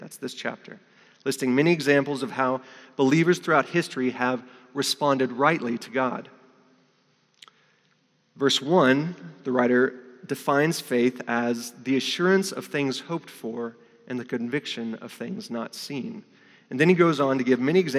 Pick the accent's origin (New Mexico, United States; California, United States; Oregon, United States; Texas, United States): New Mexico, United States; moved away as an adult; now in North Africa; I'm from New Mexico.